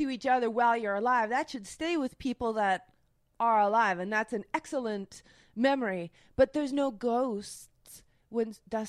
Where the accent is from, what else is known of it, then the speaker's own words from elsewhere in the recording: Canada; accent: Canadian; now in Los Angeles, United States; my Canadian accent